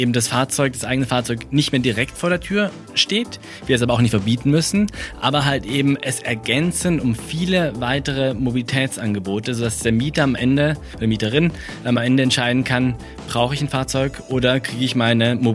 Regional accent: Freiburg, Baden-Württemberg, Germany; Also ich komme ja aus, aus Freiburg und äh, deswegen liebe ich das Vauban.

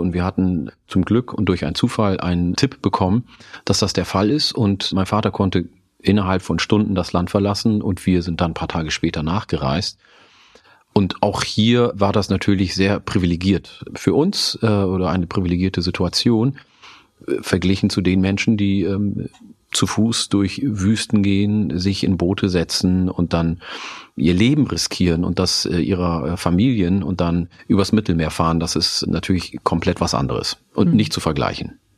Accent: Hude, Lower Saxony, Germany; first language Oromo; German is a second language; moved away; also born or lived in Oromia, Ethiopia / Osnabrück; in meiner alten Heimat im Landkreis Oldenburg, in Vielstedt bei Hude

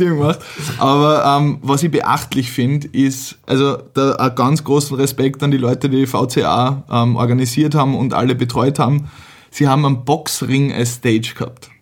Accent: Vienna, Austria; bei uns in Wien

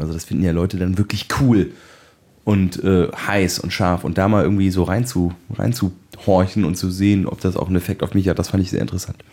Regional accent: Bonn, North Rhine-Westphalia, Germany; bei uns in Bonn, war meine Mutter schwanger mit mir

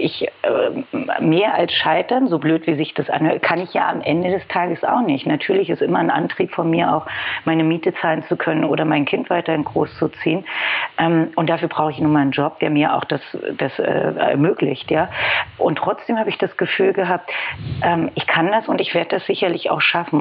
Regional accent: Berlin, Germany; Ich komme aus Berlin, gebürtig sogar

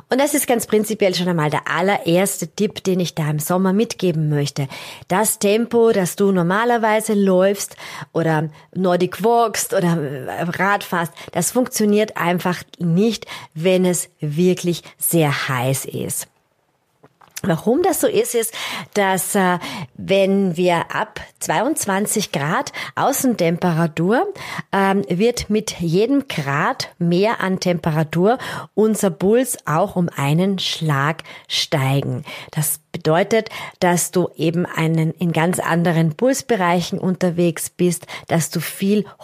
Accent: Austria; Das ist für uns als, als Österreicher natürlich einmal was ganz anderes. Wir haben relativ oft Höhenmeter äh, bei Wettkämpfen dabei.

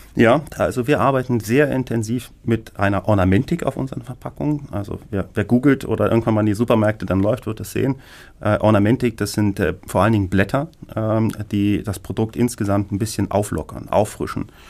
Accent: Berlin, Germany; als geborener Berliner

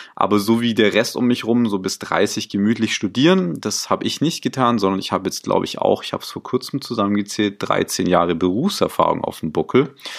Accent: Stuttgart, Baden-Württemberg, Germany; moved away as an adult; now in Munich, Germany; komme aus München, gebürtig aber eher so aus äh, Stuttgart, die Ecke. Ähm, bin aber schon vor sechs Jahren hier nach München gekommen

